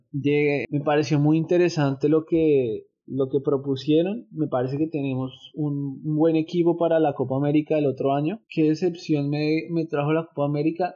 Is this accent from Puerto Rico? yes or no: no; Colombia; somos colombianos